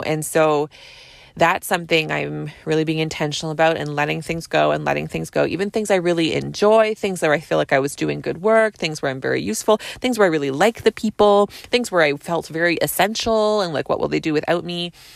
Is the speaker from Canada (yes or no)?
yes; Canada; I'm a Canadian family physician